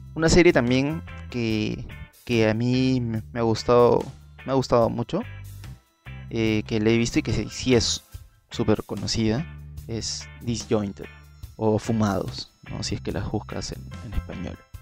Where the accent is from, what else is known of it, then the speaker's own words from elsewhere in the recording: Peru; aquí en, en mi país, que se utiliza más aquí en Perú